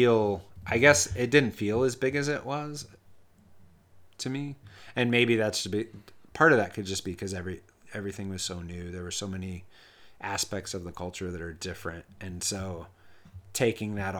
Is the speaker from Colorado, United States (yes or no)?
yes; Denver, Colorado, United States; I grew up in Denver for the most part, most of my life